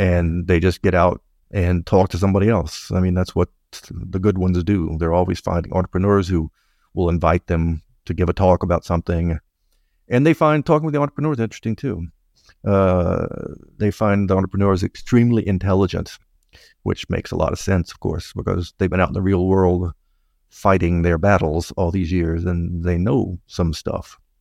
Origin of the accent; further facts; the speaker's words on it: United States; now in Montreal, Canada; I am an American